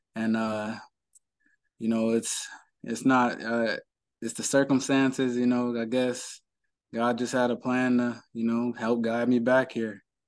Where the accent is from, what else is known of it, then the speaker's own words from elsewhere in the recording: Cleveland, Ohio, United States; I'm from Cleveland, born and raised